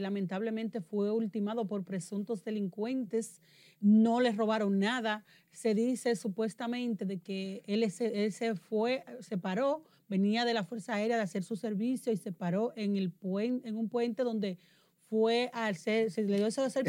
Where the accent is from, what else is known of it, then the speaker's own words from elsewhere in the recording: Dominican Republic; moved away; en la zona de Elías Piña, próximo a mi tierra